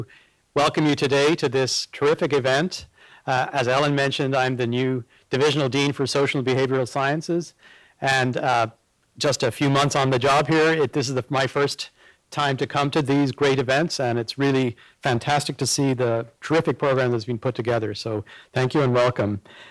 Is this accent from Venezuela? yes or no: no; Ireland; moved away; we are both Irish citizens. I by birth